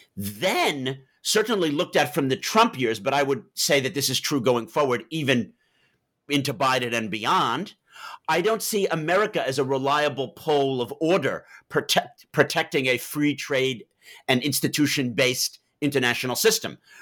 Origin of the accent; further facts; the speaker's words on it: New York, United States; moved away as an adult; also born or lived in Massachusetts / Beirut / Oxford; I'm from Manhattan